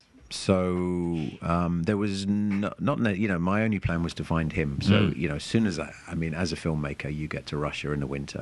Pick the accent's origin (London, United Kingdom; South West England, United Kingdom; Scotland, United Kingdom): London, United Kingdom; explained that I was a filmmaker from London and I wanted to make a film about him.